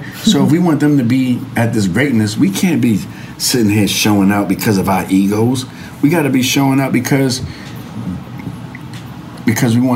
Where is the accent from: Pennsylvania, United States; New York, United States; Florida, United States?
New York, United States; New York City; I'm from the Bronx